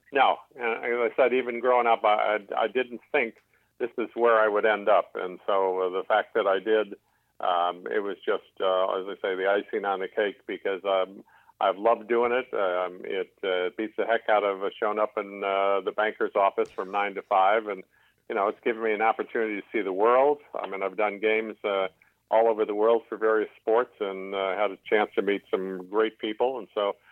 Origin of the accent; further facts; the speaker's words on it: Chicago, Illinois, United States; moved away as an adult; I grew up in Chicago, got an MBA from Loyola University in Chicago